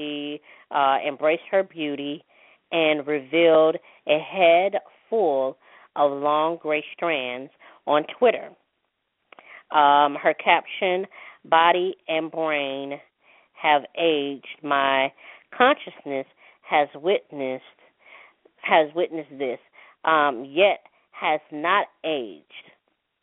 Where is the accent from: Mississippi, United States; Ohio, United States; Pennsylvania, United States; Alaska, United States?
Mississippi, United States; I'm a Mississippi American, put it that way, okay, because I was born in Mississippi